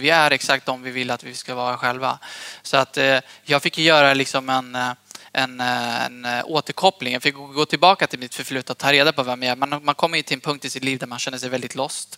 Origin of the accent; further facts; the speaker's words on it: Eskilstuna, Södermanland, Sweden; also born or lived in Hallstahammar; jag är född och uppvuxen i Eskilstuna från början